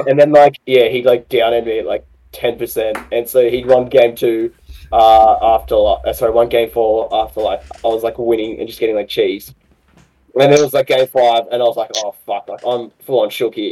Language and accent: English; Australia; accent: Aussie; my Aussie accent